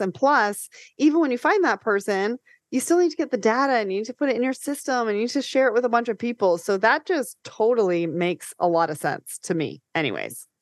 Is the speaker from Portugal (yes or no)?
no; Canada; I'm Canadian